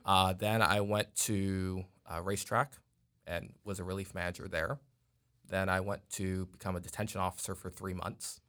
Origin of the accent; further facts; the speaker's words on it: New York City, New York, United States; now in Texas, United States; I'm originally from, uh, Staten Island, New York, but I actually been here in Texas since two thousand eight.